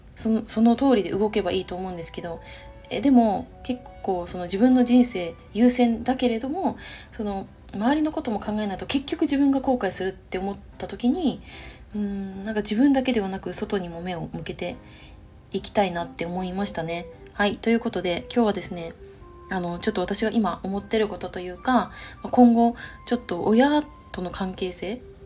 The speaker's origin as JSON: {"language": "Japanese", "region": "Chiba", "country": "Japan", "tie": "born or raised there", "moved": "as an adult", "lives_now": "Nagoya, Japan", "said": "私の地元は千葉県になるんですけども"}